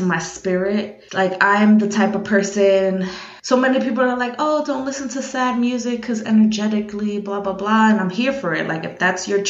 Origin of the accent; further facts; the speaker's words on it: New York, United States; living in New York and being a New Yorker